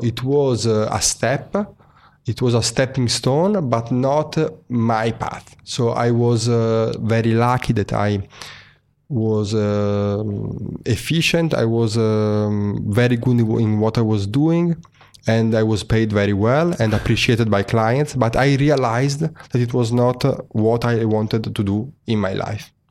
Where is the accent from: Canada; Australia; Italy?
Italy; Venice, Veneto; moved away as an adult; also born or lived in Milan; I'm originally from Venice, but I moved to Milan at, uh, twenty-three years old